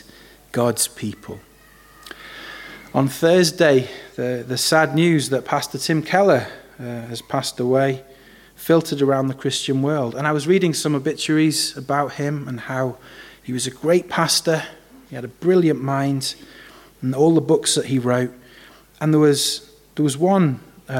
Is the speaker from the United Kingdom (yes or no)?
yes; Wales, United Kingdom; As a Welshman, I'm used to sheep. We've got a lot of them in Wales